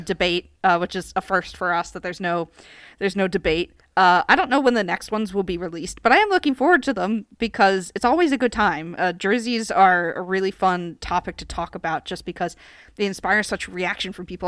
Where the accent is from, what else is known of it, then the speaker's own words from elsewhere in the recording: United States; I am American